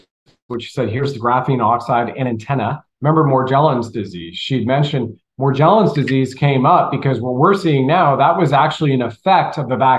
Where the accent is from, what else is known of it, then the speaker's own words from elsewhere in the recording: Canada; moved away; also born or lived in Colorado, United States; I grew up in Canada. I lived in Colorado for 15, 18 years